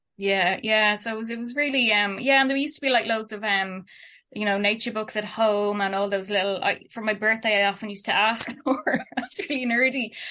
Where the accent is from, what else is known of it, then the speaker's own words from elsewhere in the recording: Dublin, Leinster, Ireland; also born or lived in Kilkenny / Kerry; I was born in Dublin and lived here